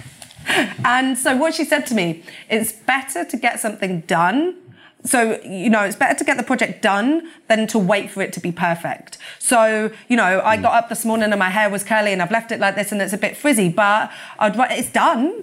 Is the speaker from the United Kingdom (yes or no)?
yes; Peterborough, East of England, United Kingdom; also born or lived in Hampton; I'm from Peterborough, born and bred.